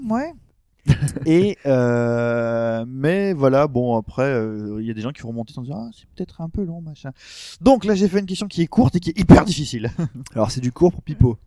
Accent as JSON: {"language": "French", "country": "France", "said": "on est français"}